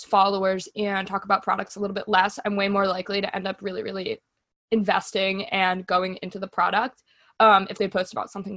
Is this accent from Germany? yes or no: yes; Germany; moved away; growing up in Germany